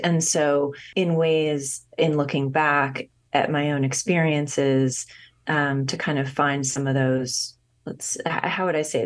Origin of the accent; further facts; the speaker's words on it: Los Angeles, California, United States; growing up in Los Angeles and then returning there and working. I was living in Calif-, I was living in Northern California